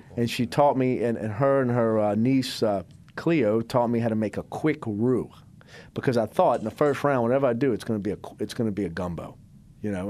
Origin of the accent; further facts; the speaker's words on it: Biloxi, Mississippi, United States; now in New Orleans, United States; I'd say I'm from New Orleans, but I'm really from Biloxi, Mississippi.